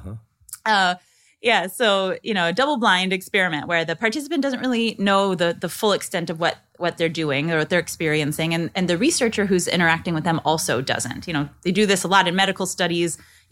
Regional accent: Nebraska, United States; I grew up in Nebraska, actually, where Kool-Aid is from. It originated in Nebraska.

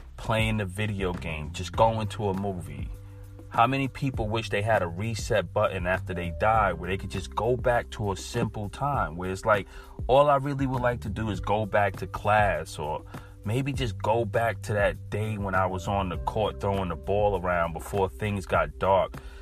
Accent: New York, United States; I'm from New York

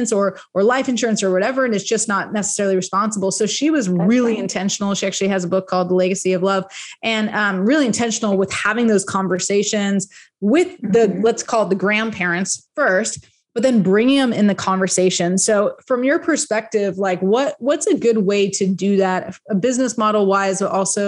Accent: United States; we're American

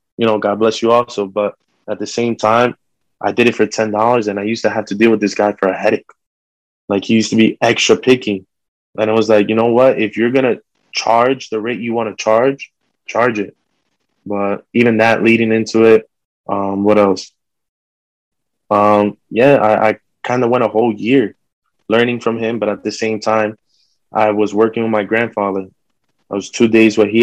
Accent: Fort Lee, New Jersey, United States; I'm from Fort Lee

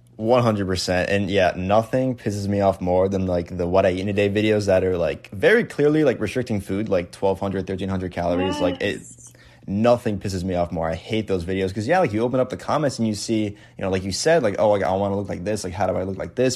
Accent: Connecticut, United States; I'm from New England, like so, like I'm from Connecticut

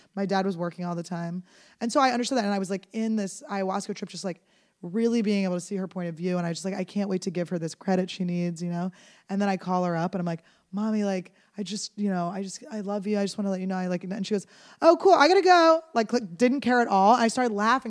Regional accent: Philadelphia, Pennsylvania, United States; I grew up in Philadelphia

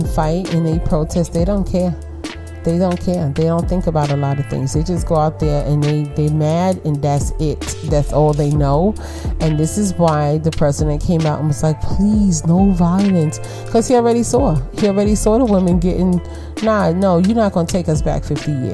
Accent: United States; I'm African American, right? All right. 40% Nigerian

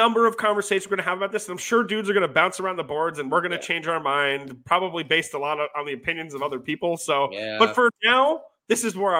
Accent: Westchester County, New York, United States; we're from Westchester County.

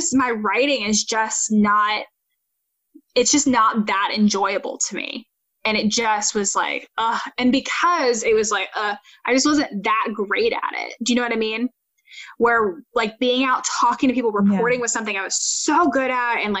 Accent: North Carolina, United States; moved away; I always had loved my local news station growing up in North Carolina

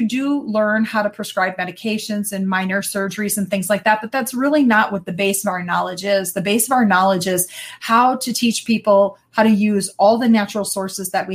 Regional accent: Wisconsin, United States; I am born and raised in Wisconsin. Never left

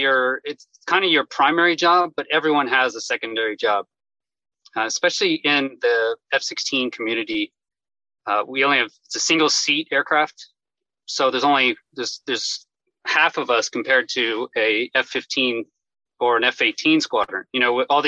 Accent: Houston, Texas, United States; moved away as an adult; I grew up in Houston, Texas

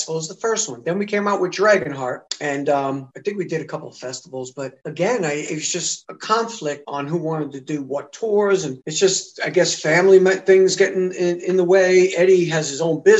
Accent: United States; I'm coming from the States

